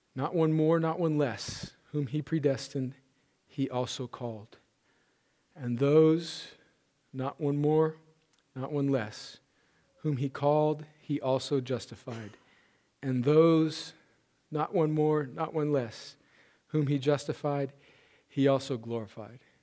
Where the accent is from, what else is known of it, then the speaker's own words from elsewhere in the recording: United States; we as American Christians